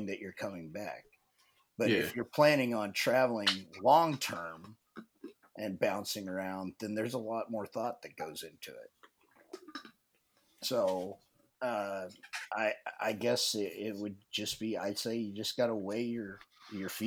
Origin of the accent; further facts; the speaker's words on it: Nebraska, United States; moved away as an adult; I grew up in Nebraska